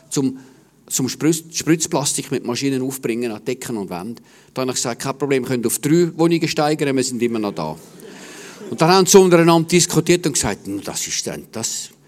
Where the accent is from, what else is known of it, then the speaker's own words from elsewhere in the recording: Stäfa, Zurich, Switzerland; Ich bin äh, am Zürichsee aufgewachsen, in Stefa